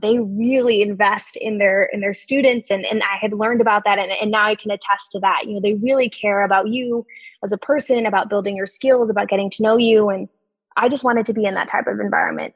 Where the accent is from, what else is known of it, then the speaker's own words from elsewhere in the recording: on the border of Texas and Mexico, South Texas, United States; moved away as an adult; also born or lived in Dartmouth (New Hampshire) / Charlottesville, Virginia (Darden); I'm originally from South Texas. Um, I grew up right on the border of Texas and Mexico